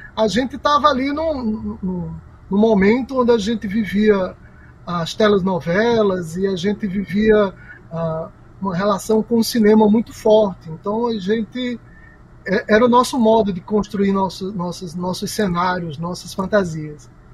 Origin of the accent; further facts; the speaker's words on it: Campina Grande, Paraíba, Brazil; eu sou de Campina Grande